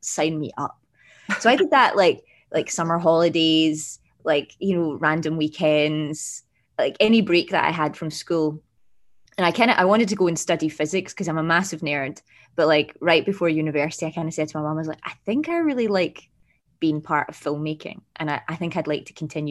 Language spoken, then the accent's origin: English; Glasgow, Scotland, United Kingdom; moved away; also born or lived in London; So I grew up in Glasgow in Scotland, as my accent, my very subtle accent might give away